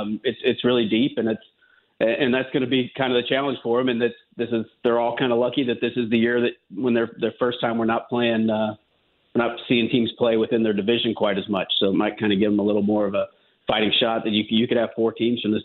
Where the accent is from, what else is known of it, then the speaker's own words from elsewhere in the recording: Sikeston, Missouri, United States; moved away as an adult; also born or lived in Columbia, Missouri; now in Boston, United States; I grew up in Sikeston.